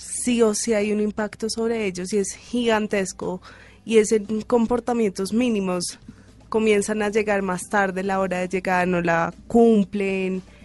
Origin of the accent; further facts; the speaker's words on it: Bogotá, Colombia; yo soy más rola que quien sabe